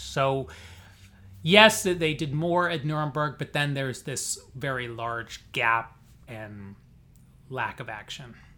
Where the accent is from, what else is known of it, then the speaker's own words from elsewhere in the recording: Springfield, Illinois, United States; moved away as an adult; also born or lived in Chicago suburbs, Illinois / St. Louis, Missouri / Cambridge, Massachusetts / New York; now in Miami, United States; I'm from Illinois originally, Springfield